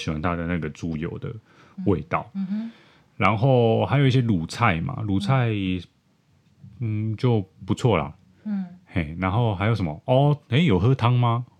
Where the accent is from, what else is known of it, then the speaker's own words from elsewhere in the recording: Taipei, Taiwan; 可能我台北人不太清楚什么是台南意面吧，嗯、因为我在台北吃到意面都是黄黄的